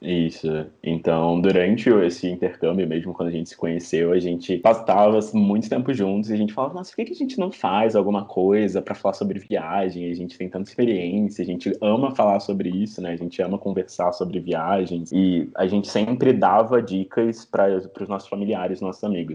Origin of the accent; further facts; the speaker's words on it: Rio de Janeiro, Brazil; now in São Paulo, Brazil; sou do Rio de Janeiro